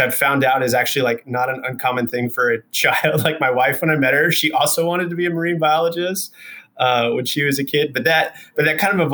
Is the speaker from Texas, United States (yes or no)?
yes; Houston, Texas, United States; moved away as an adult; also born or lived in Austin, Texas / Utah / Southern California / Denver; I grew up in Texas. We moved from Houston to Austin when I was like 14.